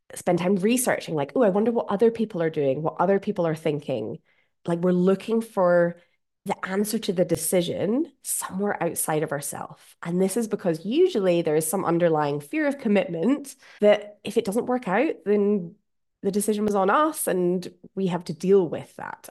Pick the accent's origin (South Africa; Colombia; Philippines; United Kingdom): United Kingdom; Scotland; accent: Scottish; my Scottish accent